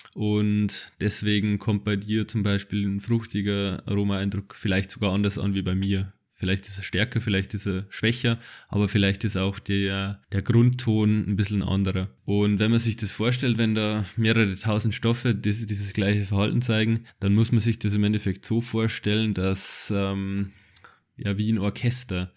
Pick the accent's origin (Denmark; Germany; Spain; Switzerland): Germany; Bavaria; ich bin aus Bayern